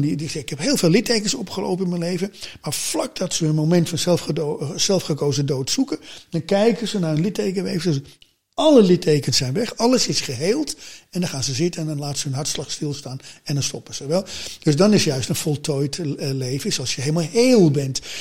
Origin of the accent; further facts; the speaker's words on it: Amsterdam, North Holland, Netherlands; ik ben in Amsterdam geboren, maar mijn ouders zijn voor werk naar een zuidelijk van Amsterdam in zo'n slaapstadje gaan wonen.